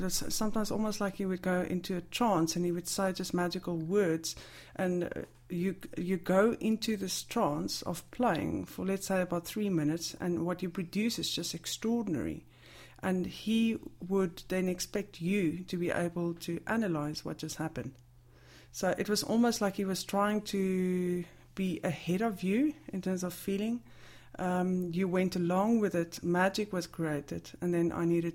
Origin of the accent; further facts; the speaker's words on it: South Africa; moved away; as a South African, I had a huge gap in terms of traditional literature